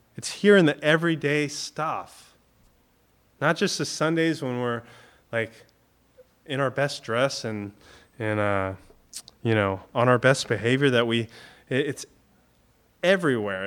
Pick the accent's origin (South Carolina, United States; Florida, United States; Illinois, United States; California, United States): Florida, United States; growing up in Florida